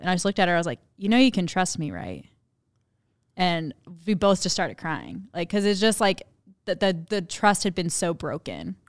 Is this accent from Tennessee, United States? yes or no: yes; Memphis, Tennessee, United States; moved away; I grew up in Memphis, Tennessee.